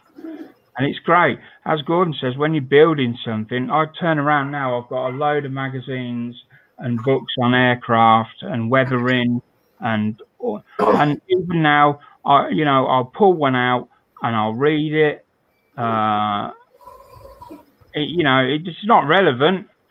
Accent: United Kingdom; I'm British

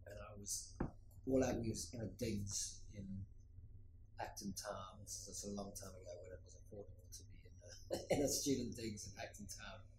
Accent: Cape Town, Western Cape, South Africa; moved away as an adult; also born or lived in London / Johannesburg; I grew up in Cape Town and spent most of my life in Cape Town and studied um, outside of Cape Town, lived in London went back to Cape Town

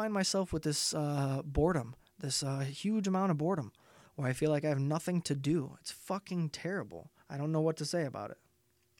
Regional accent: Indiana, United States; I am from Indiana.

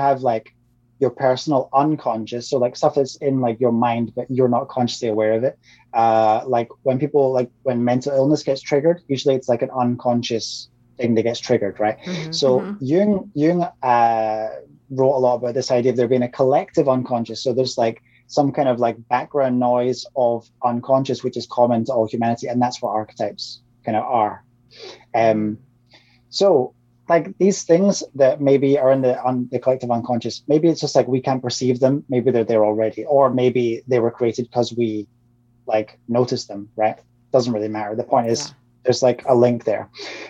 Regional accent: Scotland, United Kingdom; it's where I'm from. I'm Scottish.

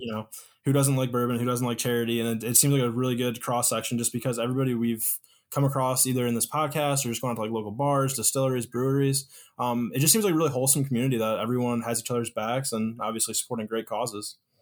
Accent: Detroit, Michigan, United States; I'm from Detroit

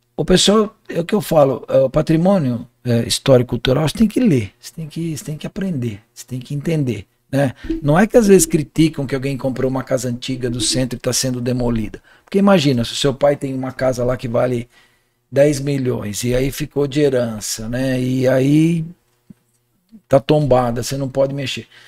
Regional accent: Jundiaí, São Paulo, Brazil; eu sou da região da Vila Rio Branco

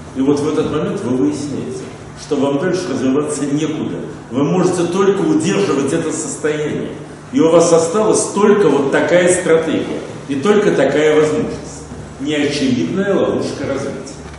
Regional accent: Russian Far East, Russia; moved away; Я в детстве и после него много жил на Дальнем Востоке

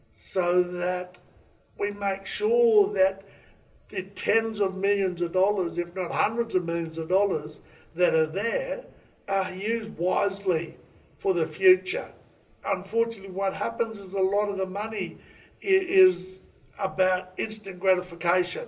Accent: Raukkan, South Australia, Australia; I grew up on Raukan, an Aboriginal community in Lake Alexandrina

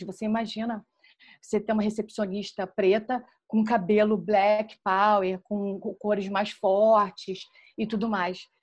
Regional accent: Rio de Janeiro, Brazil; moved away as an adult; now in London, United Kingdom; eu sou carioca, sou assistente social, sou do subúrbio do Rio de Janeiro e hoje eu moro em Londres

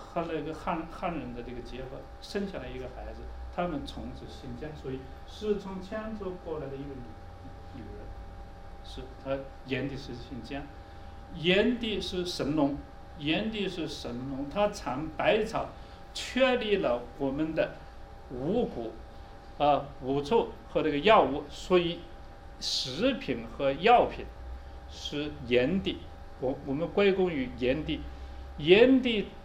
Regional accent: China; 我们中国人

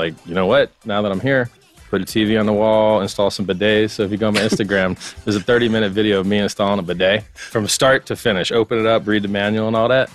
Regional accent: Fort Lauderdale, Florida, United States; I'm from Fort Lauderdale, about 20 minutes north of Miami.

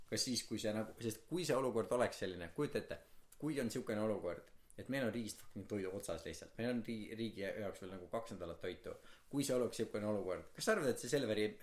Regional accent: Estonia; sest ma olen eestlane

